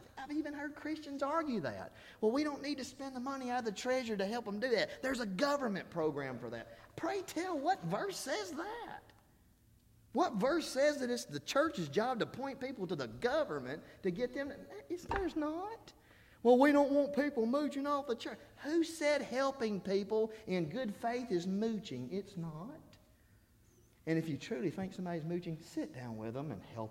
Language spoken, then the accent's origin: English; Alabama, United States; I'm from Alabama. I say y'all.